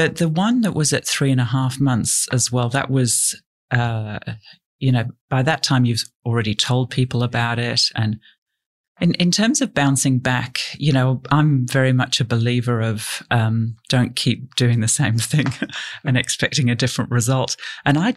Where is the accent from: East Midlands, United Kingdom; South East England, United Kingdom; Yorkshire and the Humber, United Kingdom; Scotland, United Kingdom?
Yorkshire and the Humber, United Kingdom; now in Australia; I grew up in Yorkshire in England.